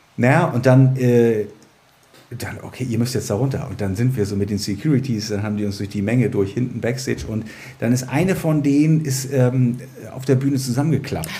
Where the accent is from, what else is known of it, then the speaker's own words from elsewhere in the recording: Germany; ich bin ja in der DDR geboren worden und habe meine Kindheit in der DDR verbracht